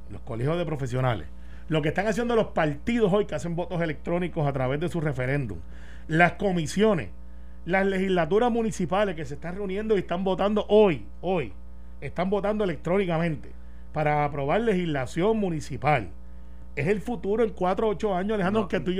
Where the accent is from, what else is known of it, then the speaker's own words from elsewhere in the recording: Puerto Rico; Yo soy puertorriqueño.